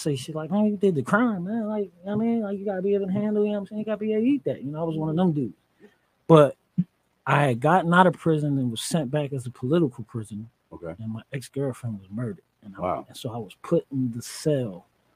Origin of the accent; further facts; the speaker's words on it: Philadelphia, Pennsylvania, United States; I'm from North Philly.